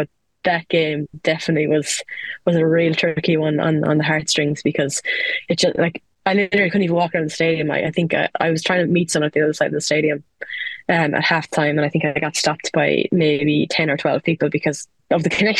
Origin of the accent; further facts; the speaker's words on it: Ireland; especially when you're used to loyalty, being an Irish player, because, like, you play for your county, you play for your club, and it's where you're from